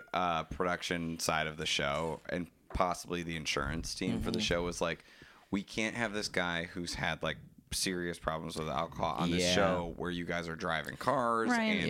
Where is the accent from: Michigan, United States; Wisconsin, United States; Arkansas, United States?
Wisconsin, United States; I'm from Wisconsin.